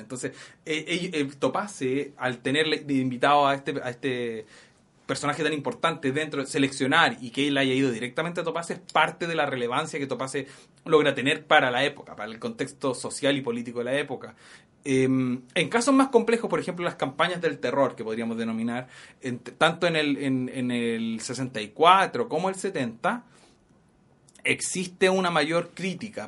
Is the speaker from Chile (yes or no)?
yes; Chile; moved away as an adult; now in United States